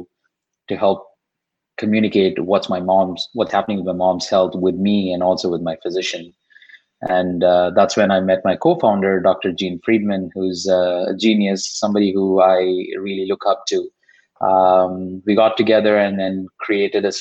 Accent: Chennai, Tamil Nadu, India; first language Tamil; English is a second language; moved away as an adult; now in United States; I'm from Chennai. I spent pretty much all my life in Chennai before coming here

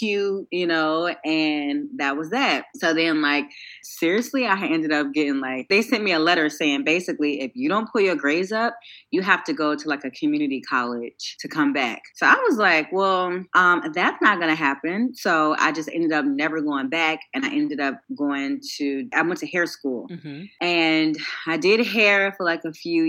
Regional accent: Chicago, Illinois, United States; moved away as an adult; now in Los Angeles, United States; Hersey Julian High School, which is on the south side of Chicago, which is where I'm from

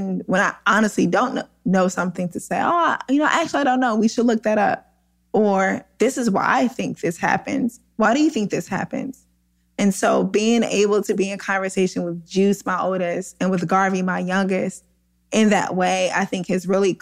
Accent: St. Louis, Missouri, United States; where we grew up in South St. Louis in a class exploited neighborhood

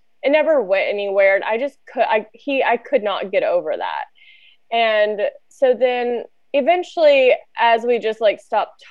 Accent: Louisiana, United States; moved away; also born or lived in San Diego; I'm originally from Louisiana, moved out to San Diego

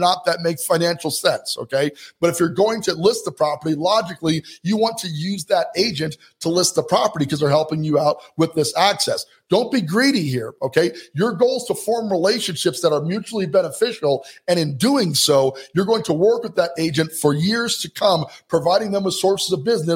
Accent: Colorado Springs, Colorado, United States; Colorado Springs, Colorado for just a minute. That's my hometown. That's where I'm from

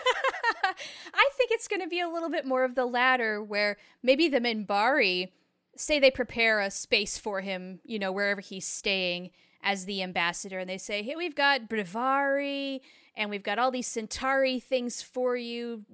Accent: United States; as an American woman

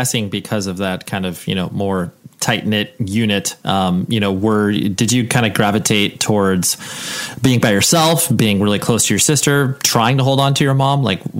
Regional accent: Massachusetts, United States; But yeah, born and raised in the East Coast in Massachusetts.

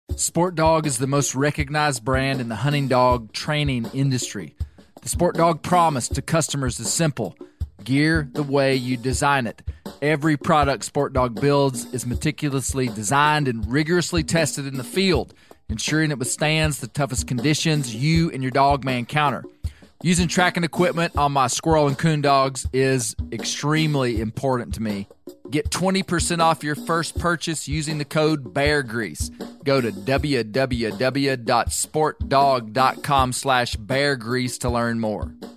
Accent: Arkansas, United States; my home state

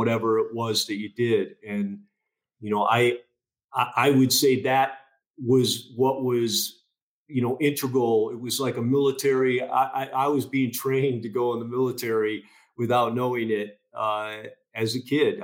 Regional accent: a suburb outside Chicago, Illinois, United States; I grew up in the Midwest, in a suburb outside Chicago, middle child of 9 kids

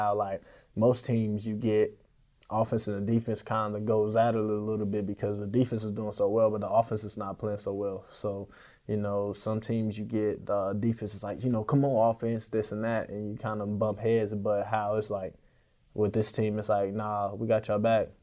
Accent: Kansas City, Missouri, United States; I'm from Kansas City, Missouri.

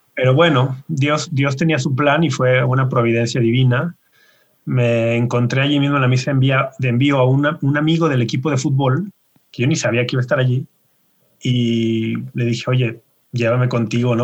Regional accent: Guadalajara, Jalisco, Mexico; Yo nací y ah. me crié y vivo todavía en Guadalajara.

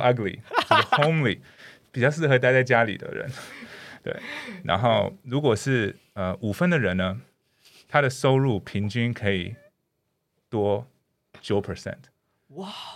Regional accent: Canada; first language English; Chinese is a second language; now in Taiwan; 因为我以前是在加拿大长大，我从小加拿大长大

